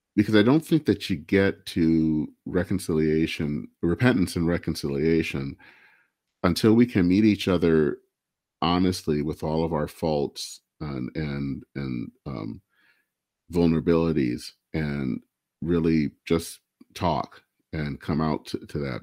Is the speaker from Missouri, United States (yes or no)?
no; Michigan, United States; I hail from Michigan